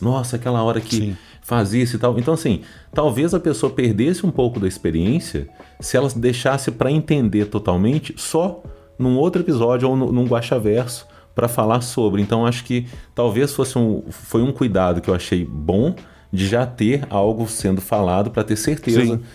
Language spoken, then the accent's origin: Portuguese; Minas Gerais, Brazil; eu sou mineiro